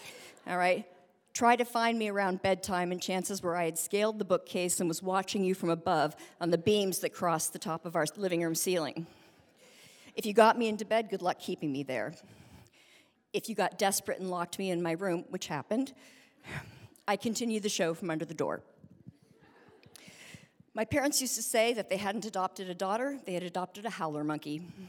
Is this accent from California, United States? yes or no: yes; Berkeley, California, United States; born there; I was born in 1959 in Berkeley, California, and I was adopted through a state agency